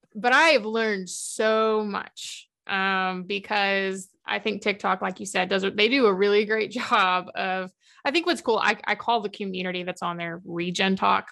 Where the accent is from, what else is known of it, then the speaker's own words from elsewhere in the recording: Big Bend area, Deep West Texas, United States; moved away; also born or lived in southeastern New Mexico / Southern Oklahoma; I'm originally from Deep West Texas, so the Big Bend kind of area. Um, Fort Davis, Alpine, Balmarais, that kind of area, if anyone knows where that's at. Um, my dad's a, a Cal Caff Ranch manager, so I grew up on a ranch down there